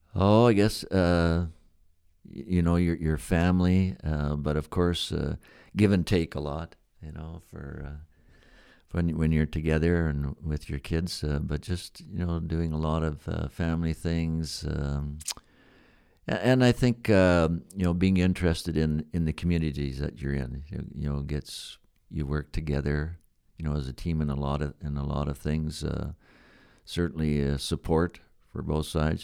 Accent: Balgonie, Saskatchewan, Canada; also born or lived in Regina, Saskatchewan / Climax, Saskatchewan / Macklin, Saskatchewan / Melfort, Saskatchewan; I was born in Regina, but we lived just about, I guess, fifteen kilometers just east in a place called Belgoni, Saskatchewan.

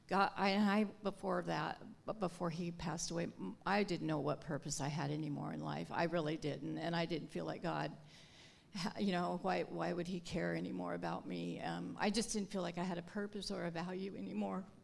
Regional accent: Longview, Washington, United States; I'm from Longview, Washington.

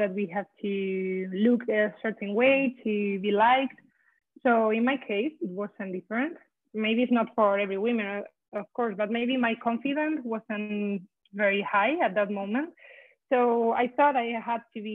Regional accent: Spain; now in Boston, United States; I'm from Spain, but now I live in Boston.

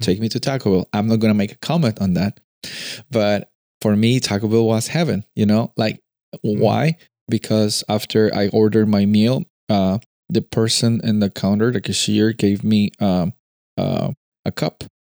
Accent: Peru; moved away; I'm coming from Peru.

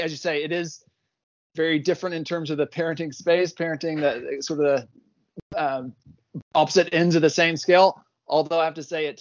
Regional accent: Athens, Georgia, United States; moved away as an adult; also born or lived in Texas / Fort Lauderdale, Florida; now in Palmerston North, New Zealand; I grew up in Athens, Georgia. Born in Texas.

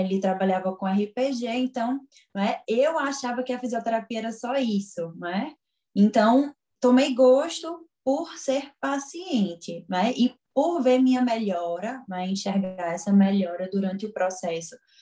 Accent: Garanhuns, Pernambuco, Brazil; moved away as an adult; now in Caruaru, Brazil; eu não sou daqui de Caruaru, que eu venho de Garanhões

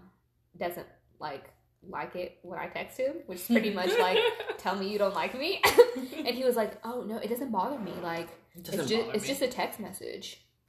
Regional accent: United Kingdom; Oh, yes, I'm British.

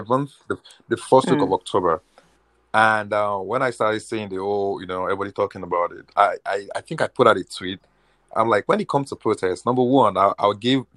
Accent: Nigeria; moved away as an adult; now in United States; I spent at least the first 22 years of my life in Nigeria

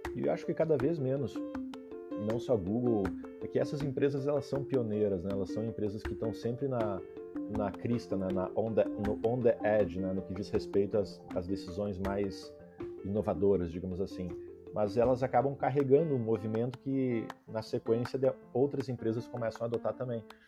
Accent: Vacaria, Rio Grande do Sul, Brazil; moved away as an adult; also born or lived in Porto Alegre / Silicon Valley; eu sou natural de Vacaria, interior do Rio Grande do Sul, morei 16 anos.

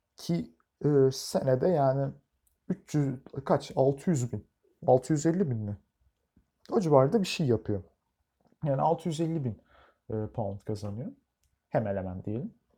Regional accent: Turkey; biz Türkler olarak

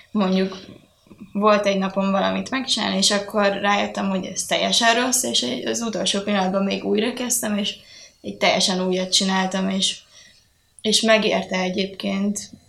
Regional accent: Győr, Győr-Moson-Sopron, Hungary; moved away; én is így Győrből jöttem

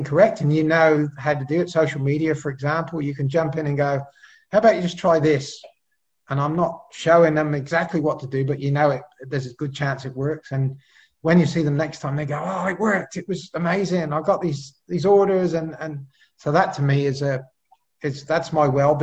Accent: Cheltenham, South West England, United Kingdom; accent: Pommy; now in Australia; I'm originally from the UK, so you can sort of probably tell from my Pommy accent there that I was born in Cheltenham, 1966

